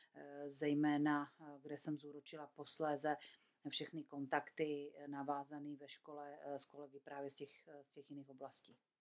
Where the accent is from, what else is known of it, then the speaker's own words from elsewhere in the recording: Czechia; tady u nás v Čechách